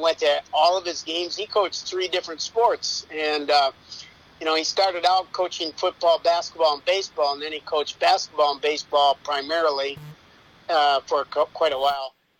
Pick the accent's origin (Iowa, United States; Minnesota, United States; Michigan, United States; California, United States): Minnesota, United States; accent: Minnesotan; moved away as an adult; now in Florida, United States; I lived my first 35 years of my life in Minnesota